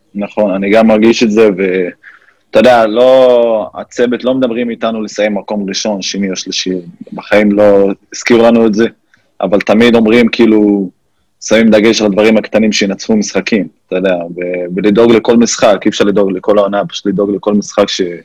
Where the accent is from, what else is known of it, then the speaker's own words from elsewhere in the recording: Fureidis, Haifa District, Israel; moved away as an adult; also born or lived in United States; פרדיס, זה ליד זיכרון יעקב